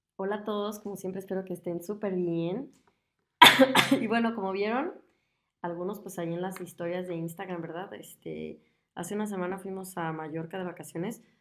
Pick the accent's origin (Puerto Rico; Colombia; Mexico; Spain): Mexico; Guadalajara, Jalisco; moved away as an adult; now in Germany; yo soy de, de Guadalajara, pues es una ciudad grande, es de las ciudades más grandes de, de, México